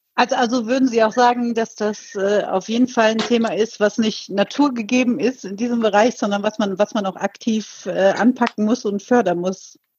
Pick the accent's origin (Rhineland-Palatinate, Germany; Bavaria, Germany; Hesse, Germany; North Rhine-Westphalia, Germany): Rhineland-Palatinate, Germany; Eifel; wie schön die Eifel doch ist, wo ich aufgewachsen bin